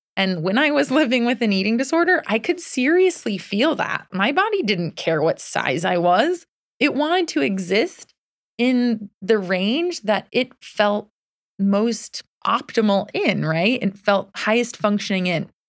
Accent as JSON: {"language": "English", "region": "Connecticut", "country": "United States", "tie": "born or raised there", "also_born_or_lived": "New York City / Boston", "moved": "as an adult", "said": "I grew up in Connecticut. So home is Connecticut"}